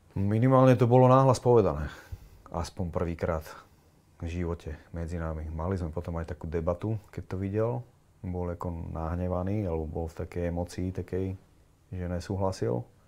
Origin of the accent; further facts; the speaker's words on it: Piešťany, Trnava Region, Slovakia; also born or lived in Kroměříž, Czech Republic; Narodil som sa teda v Kromiríži a moja mama sa rozviedla vlastne s Čechom, s tým môjim otcom biologickým a asi rok na to, nie, asi 4 roky na to si našla Slováka, ktorý tam bol na vojne. A on bol z Piešťan. A zobrali sa, presťahovali sa do Piešťan aj so mnou